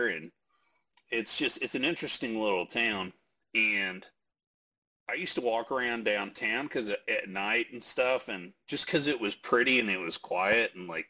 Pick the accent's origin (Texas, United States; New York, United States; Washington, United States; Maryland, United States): Texas, United States; West; I grew up out in West Texas